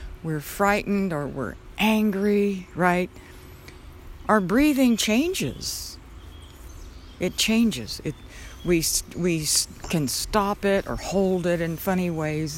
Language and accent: English; Southwest, United States; now in Georgia, United States; I grew up in the Southwest where you could still see stars